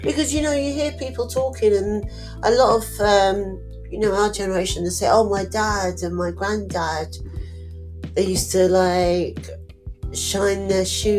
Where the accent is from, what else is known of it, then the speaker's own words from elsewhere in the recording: United Kingdom; because we're very polite as British people, aren't we?